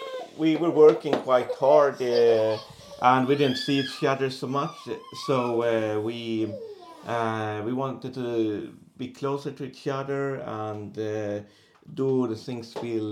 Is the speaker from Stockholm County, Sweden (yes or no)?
no; Boden, Norrbotten County, Sweden; moved away as an adult; also born or lived in Oslo, Norway; I'm 40 years old. I'm from Sweden, from the very north of Sweden, a small town called Boden.